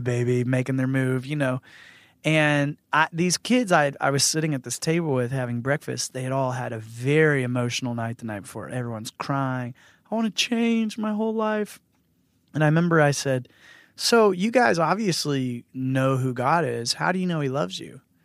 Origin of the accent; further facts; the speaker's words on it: Northern Virginia, United States; I grew up in Northern Virginia.